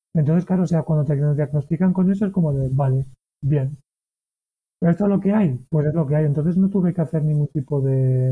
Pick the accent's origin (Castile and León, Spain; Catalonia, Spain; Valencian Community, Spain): Valencian Community, Spain; Valencia; moved away as an adult; also born or lived in Barcelona; yo soy de Valencia